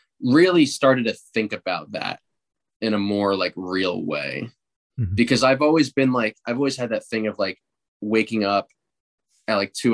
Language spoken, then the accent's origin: English; New Jersey, United States; I'm from New Jersey